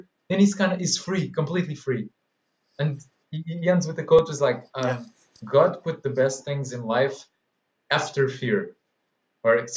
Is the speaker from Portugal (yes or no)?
yes; Portugal; we're both from Portugal